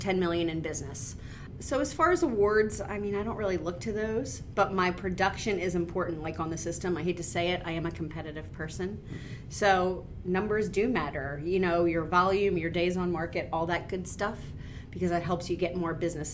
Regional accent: Boyertown, Pennsylvania, United States; also born or lived in Gilbertsville; I grew up in Boyertown

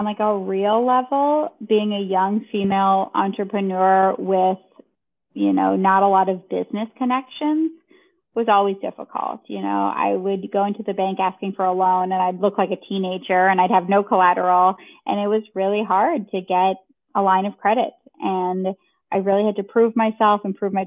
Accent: Grand Forks, North Dakota, United States; now in Chicago, United States; I'm coming from Grand Forks, North Dakota, where there wasn't a single fashion designer

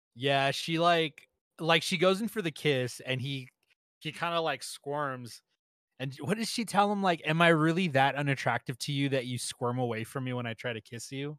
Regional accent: United States; me being an American

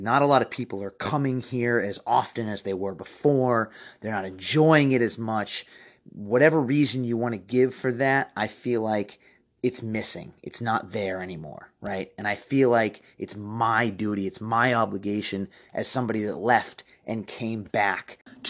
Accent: Forestdale, Massachusetts, United States; also born or lived in Boston / Connecticut; I grew up in Forestdale, went to Sandwich High School, left for college, lived out in Boston, Connecticut, a bunch of the New England states, came back

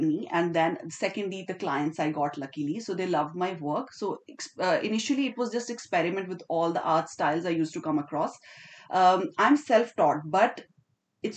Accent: Pakistan; moved away as an adult; now in Dubai, United Arab Emirates; I am from Pakistan, but living in Dubai, like, from 10 or 12 years now.

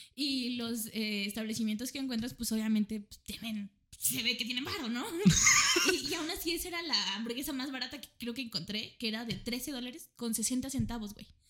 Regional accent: Mexico; soy una estudiante y vengo desde México

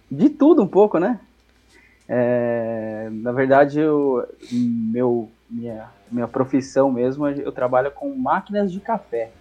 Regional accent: Coronel Vivida, Paraná, Brazil; moved away; minha cidade natal lá no Paraná se chama Coronel Vivida

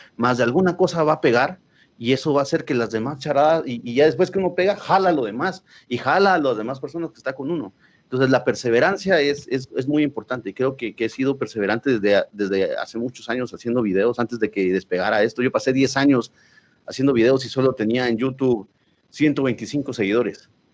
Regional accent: Quetzaltenango, Guatemala; now in Guatemala City, Guatemala; como nosotros somos de Shela

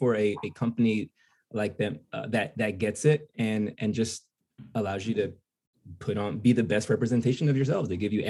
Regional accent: New Jersey, United States; I am from New Jersey, but being a Jersey boy

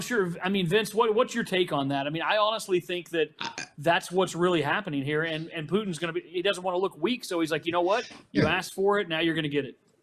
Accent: Arkansas, United States; I'm from Arkansas

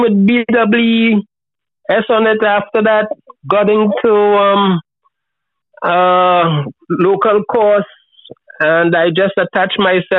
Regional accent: Trinidad & Tobago; moved away as an adult; now in Tobago, Trinidad and Tobago; I was born in Trinidad. But I've been coming to Tobago, which is, a small island, 60,000 people, 22 miles from Trinidad. My dad is from here.

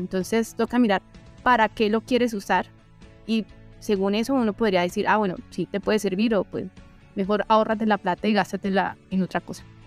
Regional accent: southwestern Colombia, Colombia; de donde yo vengo, que es del suroccidente colombiano

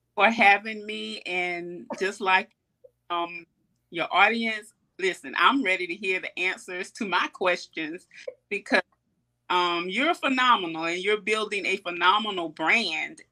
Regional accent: Columbia, South Carolina, United States; I'm born and raised in Columbia, South Carolina.

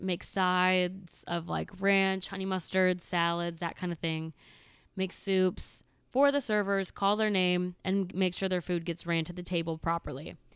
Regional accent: Midwest, United States; moved away; also born or lived in the South; where I grew up in the Medi-, Midwest

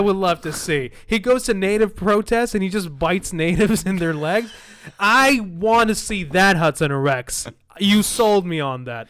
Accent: Libya; now in Canada; I'm from Libya

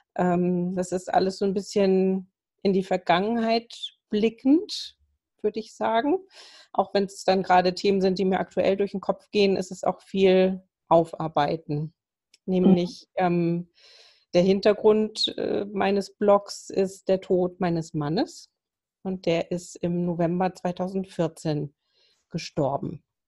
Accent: Kiel, Schleswig-Holstein, Germany; now in Lübeck, Germany; gebürtig bin ich eine Kieler Sprotte

